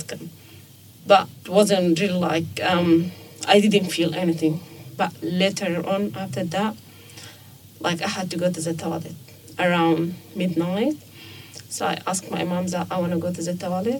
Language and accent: English; Sudan; moved away as an adult; now in Australia; I'm from Sudan and I've been here for 4.5